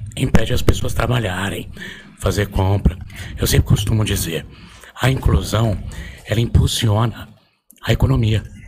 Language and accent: Portuguese; Osasco, São Paulo, Brazil; Nasci criado em Osasco